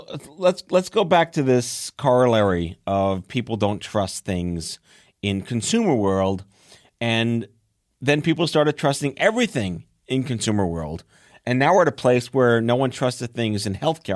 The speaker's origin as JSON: {"language": "English", "region": "New York", "country": "United States", "said": "I'm from New York"}